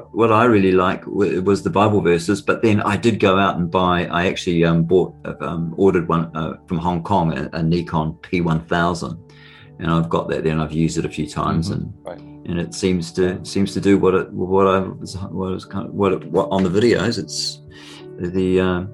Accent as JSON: {"language": "English", "country": "New Zealand", "accent": "Kiwi", "said": "my Kiwi accent"}